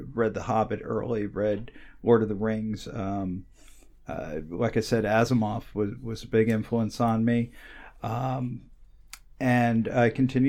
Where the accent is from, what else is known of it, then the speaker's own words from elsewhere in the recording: Woodbridge, New Jersey, United States; Grew up in a place called Woodbridge, New Jersey, about 6 miles from Staten Island